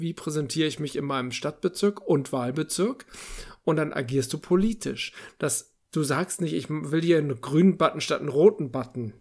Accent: Northern Germany, Germany; bin ich auch als Norddeutscher

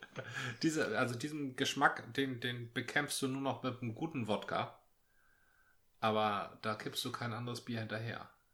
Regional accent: Northern Germany, Germany; bei uns im Norden

